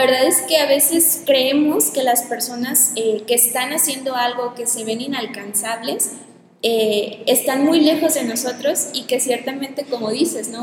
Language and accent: Spanish; Mexico; presentándome como pues como mexicana, eh, que es el país de donde soy